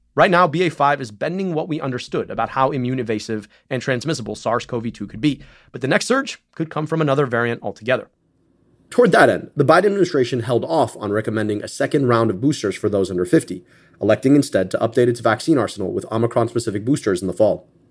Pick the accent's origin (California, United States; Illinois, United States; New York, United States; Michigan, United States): Michigan, United States; right outside Detroit; I grew up right outside Detroit